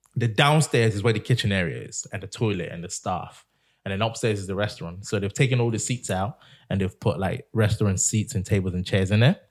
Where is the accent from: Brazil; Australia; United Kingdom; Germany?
United Kingdom; England; I'm from England.